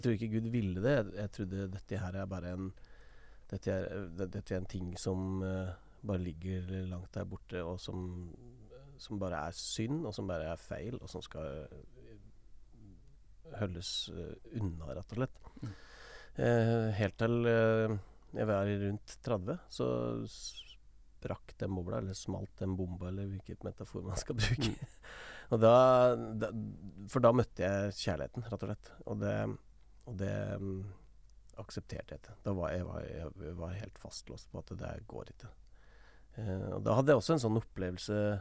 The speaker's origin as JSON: {"language": "Norwegian", "area": "Toten", "region": "Innlandet", "country": "Norway", "said": "der jeg kommer fra, på Toten"}